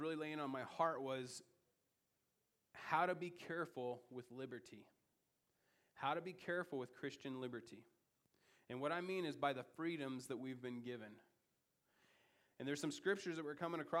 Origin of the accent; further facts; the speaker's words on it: United States; as an American